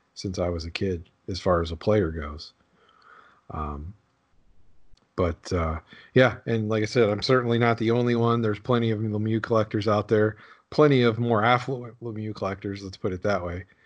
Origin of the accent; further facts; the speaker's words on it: Pittsburgh, Pennsylvania, United States; I grew up there